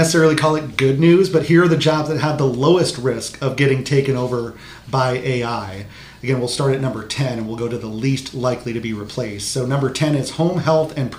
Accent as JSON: {"language": "English", "town": "Marion", "region": "Iowa", "country": "United States", "tie": "born or raised there", "said": "I grew up in Marion, not too far from the Collins or Rockwell Collins headquarters in Cedar Rapids"}